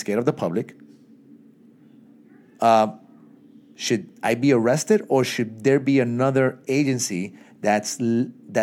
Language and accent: English; New York City, New York, United States; growing up in Brooklyn.